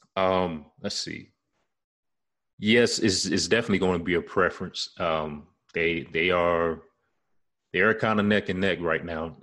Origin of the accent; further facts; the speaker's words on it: Charlotte, North Carolina, United States; my hometown ward, the area I'm in now, uh, Charlotte, North Carolina